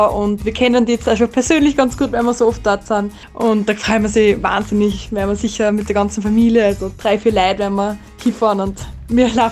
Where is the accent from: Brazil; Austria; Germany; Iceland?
Austria; Gutau, Upper Austria; Äh, ich bin von Gutta.